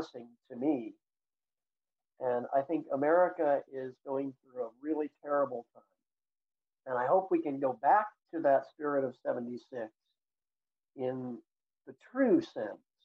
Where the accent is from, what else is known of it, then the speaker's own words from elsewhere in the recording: United States; moved away as an adult; now in China; an American living overseas